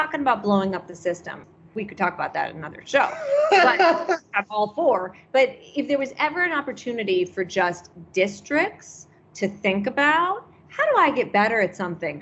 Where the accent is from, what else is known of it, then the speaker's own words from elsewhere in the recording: Michigan, United States; moved away; where I grew up in Michigan